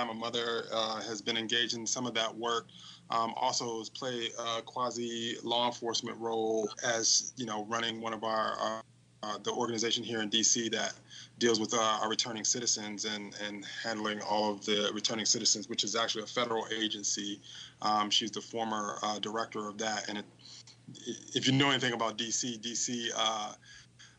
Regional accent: Washington, District of Columbia, United States; also born or lived in West Virginia; born and raised in Washington, D.C.

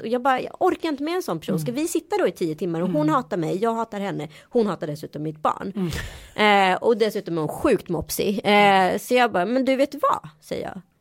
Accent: Sweden; jag är svensk

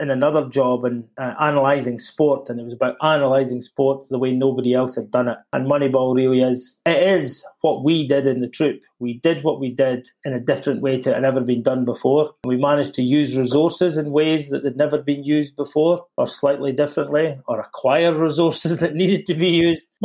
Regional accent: Scotland, United Kingdom; Being a Scotsman, it was

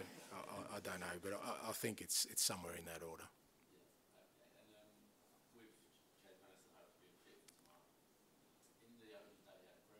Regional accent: Australia; moved away; growing up in Australia

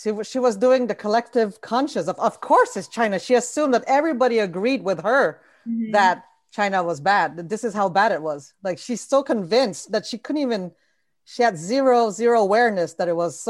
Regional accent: Canada; I'm also Canadian.

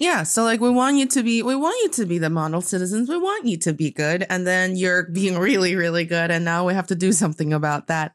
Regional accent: Northeast China, China; now in Beijing, China; my hometown in the northeast part of China

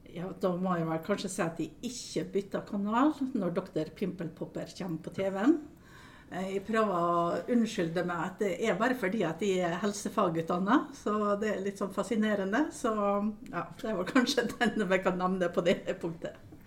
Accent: Aukra, Møre og Romsdal, Norway; jeg er oppvokst eh, i Aukra

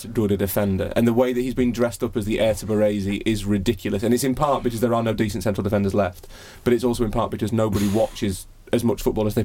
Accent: United Kingdom; I'm British

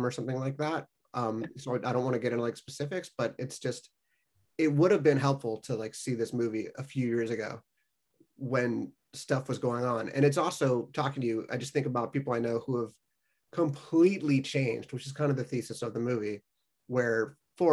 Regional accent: Los Angeles, California, United States; moved away; I'm from LA and have left

